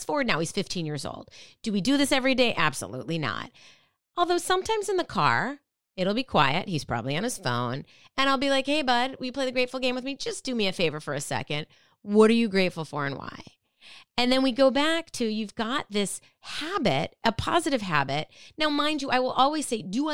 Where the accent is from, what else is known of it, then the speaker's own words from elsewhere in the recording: Minnetonka, Minnesota, United States; moved away as an adult; now in East Coast, United States; I grew up in the Midwest. I grew up in Minnetonka, Minnesota, a suburb of Minneapolis